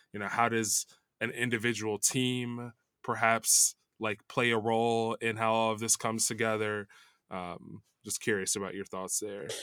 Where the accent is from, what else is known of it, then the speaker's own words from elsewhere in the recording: Chicago, Illinois, United States; now in Los Angeles, United States; I'm from Chicago